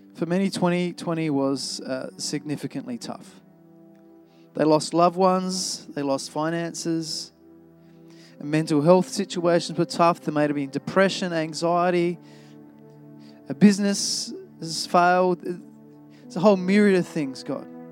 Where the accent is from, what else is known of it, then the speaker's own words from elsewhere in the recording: Australia; I love being Australian